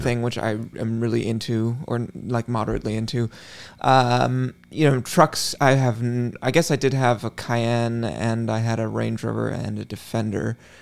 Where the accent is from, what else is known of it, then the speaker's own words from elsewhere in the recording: West Coast, United States; as someone who grew up on the, the West Coast